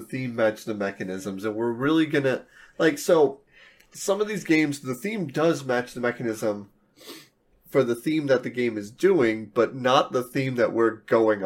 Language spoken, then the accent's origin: English; Las Cruces, New Mexico, United States; we're from New Mexico. We're in a town called Las Cruces